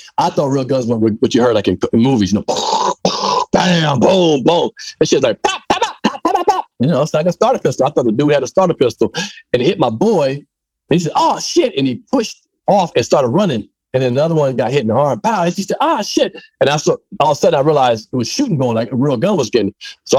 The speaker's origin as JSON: {"language": "English", "region": "Maryland", "country": "United States", "tie": "born or raised there", "said": "it wasn't Jamaicans around when I was growing up in Maryland where I was living at all."}